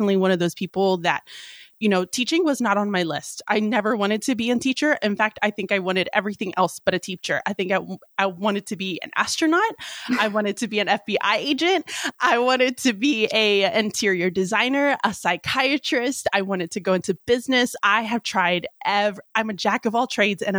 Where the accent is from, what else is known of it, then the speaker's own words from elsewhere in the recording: Houston, Texas, United States; moved away as an adult; also born or lived in Galveston, Texas / Pasadena, Texas / Alabama; now in Pennsylvania, United States; I am a Southern girl. I was born and raised in Houston, Texas